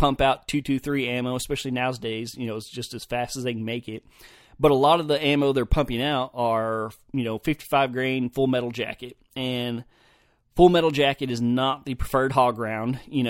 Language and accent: English; Oklahoma, United States; Anytime I told somebody I was from Oklahoma, they were like, oh, y'all have hogs, don't you?